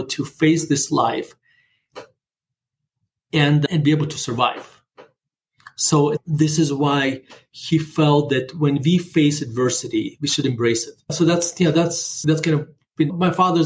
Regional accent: Murmansk, Murmansk Oblast, Russia; English is a second language; now in United States; I'm growing up in not just in Russia, but in Soviet Russia. We're living in the city called Murmansk

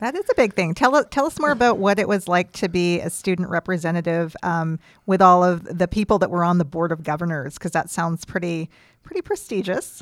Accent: Creston, British Columbia, Canada; I grew up in the East Kootenays

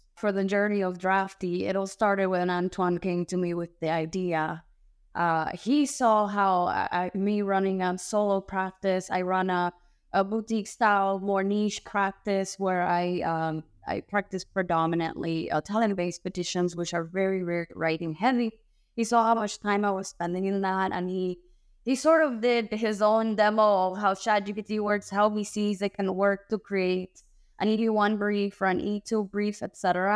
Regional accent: Cuba; now in United States; I'm born and raised in Cuba

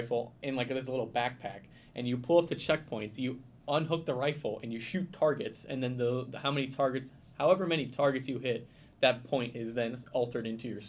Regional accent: Indiana, United States; even though I'm from Indiana, the least southern place on the history of the world.

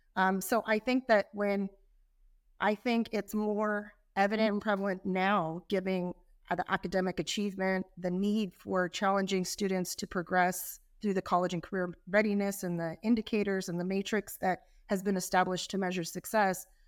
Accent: California, United States; I'm from California

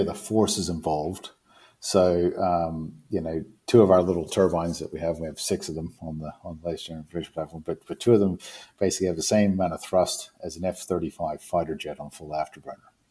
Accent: New Zealand; moved away

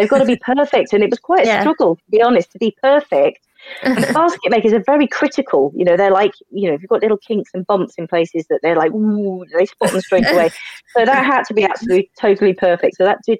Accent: Sussex, South East England, United Kingdom; moved away; I'm from Sussex originally.

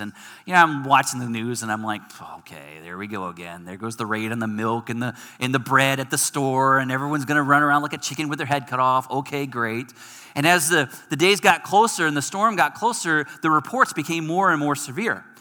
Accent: Michigan, United States; moved away; I'm from Michigan

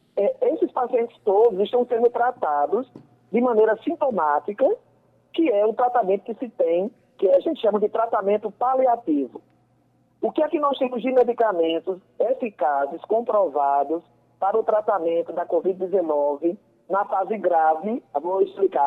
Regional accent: Patos, Paraíba, Brazil; eu sou uma sertaneja, eu sou do interior, eu sou de Patos

